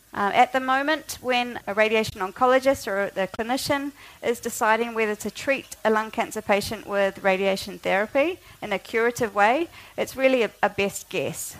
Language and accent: English; Auckland, New Zealand; moved away as an adult; also born or lived in Oxford, United Kingdom; I grew up in Auckland